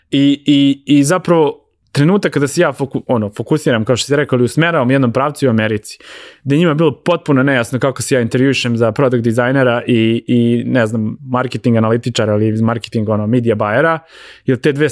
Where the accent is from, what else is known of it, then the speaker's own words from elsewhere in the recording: Ivanjica, Moravica District, Serbia; also born or lived in Belgrade, Serbia; now in United States; ja sam došao iz Ivanjice u Beograd, u Beogradu sam već ostvario neko ime